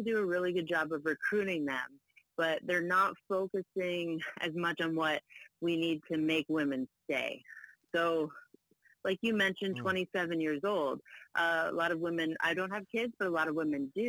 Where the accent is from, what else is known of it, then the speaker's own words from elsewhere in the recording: Prince Edward Island, Canada; moved away as an adult; also born or lived in Ontario; now in Toronto, Canada; I was born in Ontario. So my dad ended up staying here. And then my mom, when I was 7, wanted to move back to her childhood home of Prince Edward Island. So then she took me with her. So I was in there from grade 2 to 12